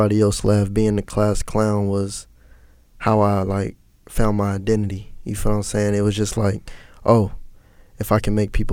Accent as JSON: {"language": "English", "town": "Cincinnati", "region": "Ohio", "country": "United States", "tie": "born or raised there", "also_born_or_lived": "Hamilton, Ohio", "lives_now": "Atlanta, United States", "said": "I grew up in Cincinnati, but my mom, we moved to Hamilton like when I was in the sixth grade"}